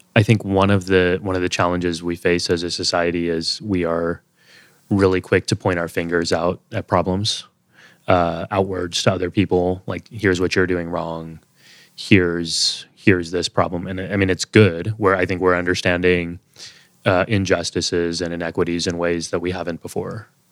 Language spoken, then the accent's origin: English; Texas, United States; moved away as an adult; also born or lived in Boston; now in New York City, United States; growing up in Texas